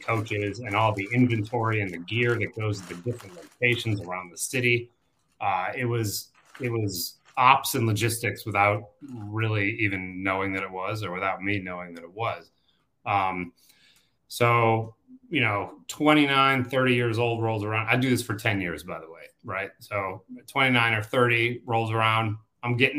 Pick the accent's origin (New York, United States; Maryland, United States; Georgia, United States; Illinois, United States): Illinois, United States; Chicago; Born and raised in Chicago, in the city, not a suburb